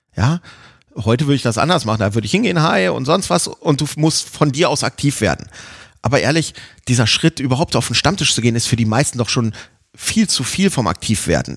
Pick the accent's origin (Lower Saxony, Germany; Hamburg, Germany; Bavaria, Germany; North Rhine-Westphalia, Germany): Lower Saxony, Germany; near Hanover; Ich komme auch nicht direkt aus Hannover, von so einem kleinen Kaff direkt vor Hannover